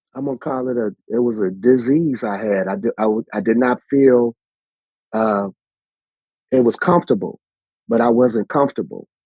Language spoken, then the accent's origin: English; Chicago, Illinois, United States; what I remember distinctly growing up in Chicago, you know, we had front porches